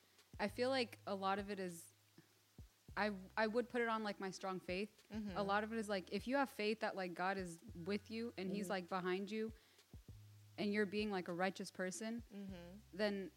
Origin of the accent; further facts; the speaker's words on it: Houston, Texas, United States; born and raised in Houston for all